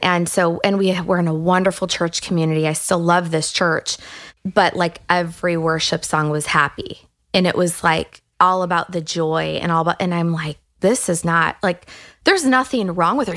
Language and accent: English; Detroit, Michigan, United States; I grew up in the Detroit area